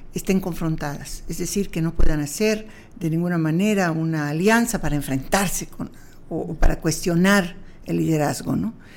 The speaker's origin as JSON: {"language": "Spanish", "region": "Yucatán", "country": "Mexico", "said": "como yucateca"}